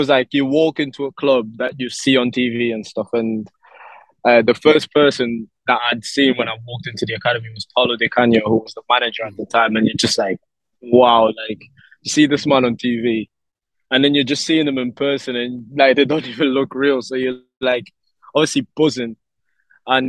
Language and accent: English; Lisbon, Portugal; now in Gibraltar; So I was born in Lisbon, Portugal, and like a little suburb area in Lisbon